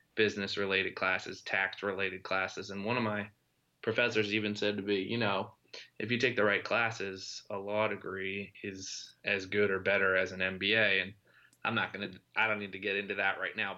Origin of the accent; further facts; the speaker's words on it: Lancaster, Pennsylvania, United States; he and I were high school friends and we grew up in Lancaster, Pennsylvania